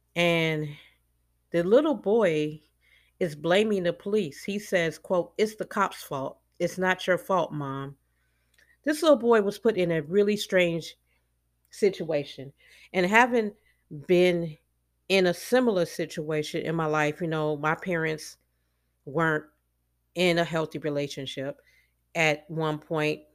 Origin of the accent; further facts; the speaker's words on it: Chicago, Illinois, United States; moved away; what I call home, which is Chicago, 'cause I was born and raised in Chicago